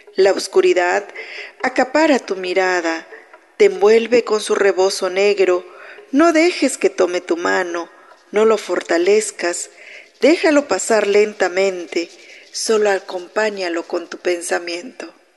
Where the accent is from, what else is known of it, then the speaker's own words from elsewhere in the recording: Kinil, Yucatán, Mexico; yo soy originaria de Quinil, del municipio de Tecash, Yucatán